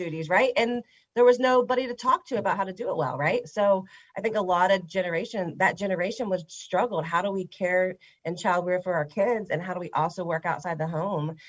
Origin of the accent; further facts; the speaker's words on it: Huntington, West Virginia, United States; now in Fort Thomas, United States; I grew up in Huntington, West Virginia.